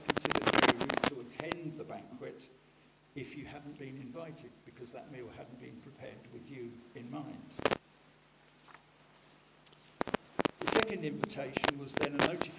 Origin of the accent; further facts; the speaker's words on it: United Kingdom; we're British